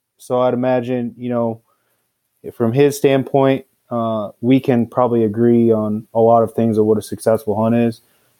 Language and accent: English; Washington, United States; No, I'm actually from Washington State.